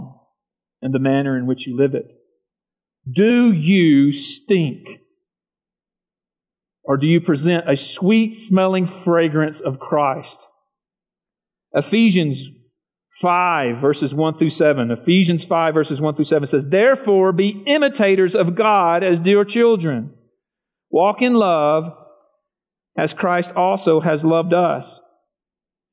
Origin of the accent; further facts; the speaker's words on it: the South, United States; I grew up in the South, rural South.